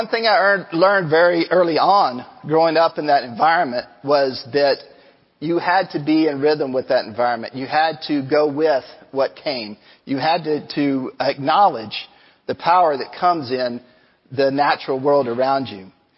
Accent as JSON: {"language": "English", "town": "Angleton", "region": "Texas", "country": "United States", "tie": "born or raised there", "said": "As a kid, I grew up on the Gulf Coast. I grew up down in Angleton, and it was only 15 minutes from the Gulf of Mexico"}